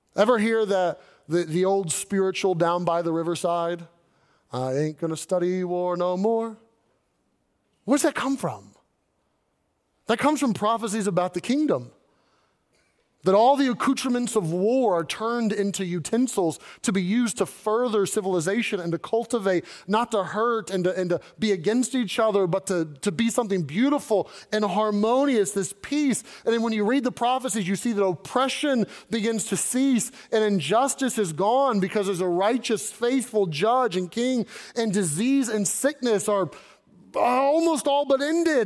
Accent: Kentucky, United States; moved away as an adult; also born or lived in Arkansas / Southern California / Northern California; I grew up in Kentucky

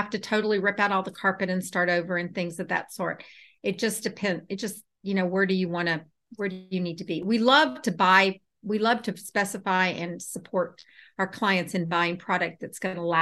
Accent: Houston, Texas, United States; now in Atlanta, United States; I'm in Atlanta. And I grew up in Houston.

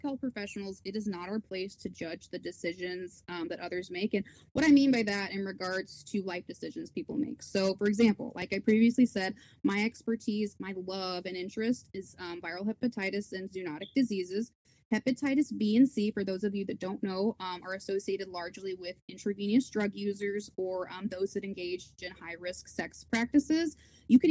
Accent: Oklahoma, United States; now in Houston, United States; So I grew up in Oklahoma

